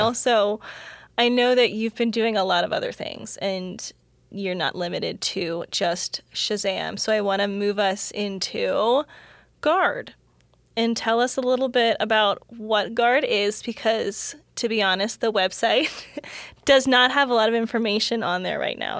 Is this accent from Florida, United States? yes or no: yes; Florida, United States; I actually grew up in Florida